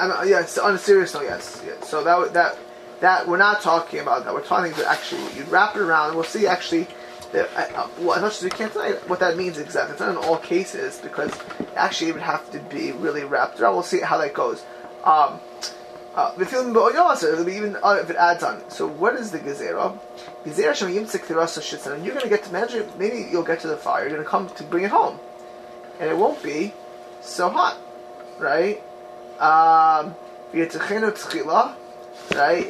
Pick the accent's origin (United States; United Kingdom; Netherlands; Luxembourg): United States; Miami Beach, Florida; moved away; growing up in Miami Beach, um, in Miami Beach, Florida, where I grew up in my youth